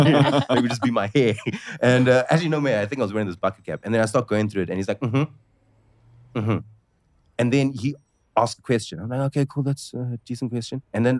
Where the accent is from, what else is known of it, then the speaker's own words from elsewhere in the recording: South Africa; I say this as a South African.